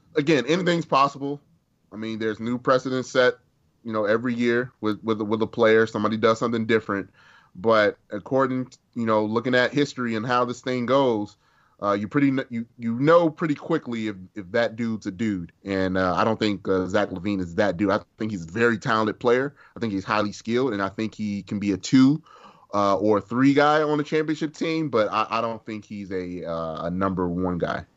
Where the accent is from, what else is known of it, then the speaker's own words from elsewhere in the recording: Chicago, Illinois, United States; I grew up in West Inglewood